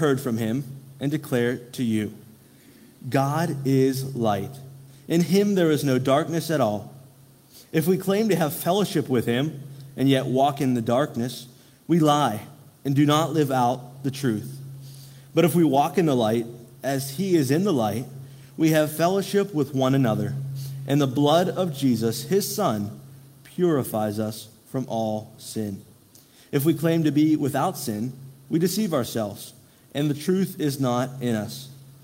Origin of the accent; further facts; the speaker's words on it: Derry Township, Pennsylvania, United States; now in Greensburg, United States; I grew up in Derry Township